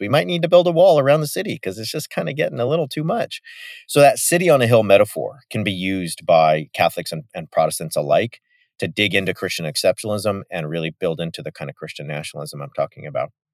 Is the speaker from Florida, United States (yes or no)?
no; Yorba Linda, California, United States; my hometown is Richard Nixon's hometown